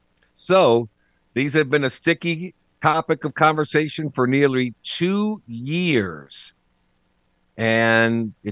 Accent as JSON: {"language": "English", "town": "New Orleans", "region": "Louisiana", "country": "United States", "said": "I'm from New Orleans."}